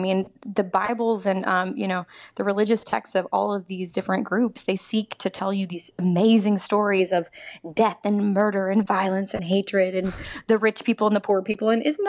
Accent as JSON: {"language": "English", "region": "the South", "country": "United States", "said": "I was raised in the church. You know, I am from the South."}